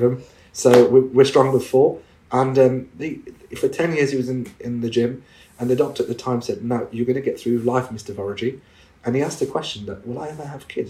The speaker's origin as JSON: {"language": "English", "region": "England", "country": "United Kingdom", "tie": "born or raised there", "said": "me being a British Muslim Asian, I was born and bred in this country"}